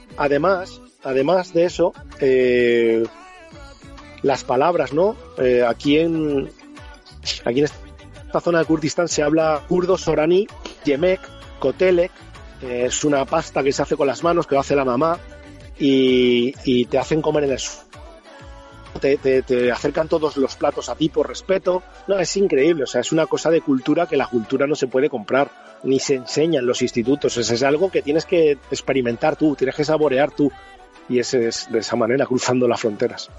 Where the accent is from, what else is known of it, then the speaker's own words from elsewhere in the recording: Spain; soy español